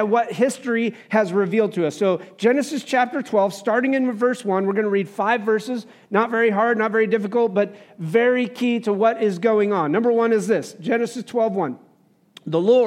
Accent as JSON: {"language": "English", "country": "United States", "said": "I'm speaking as an American"}